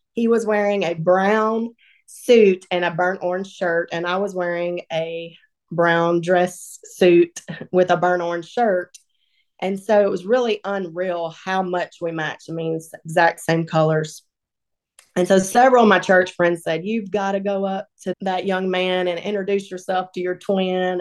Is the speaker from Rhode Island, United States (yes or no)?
no; Northeast Texas, United States; moved away as an adult; now in Sumrall, Mississippi, United States; I was raised in Northeast Texas by two loving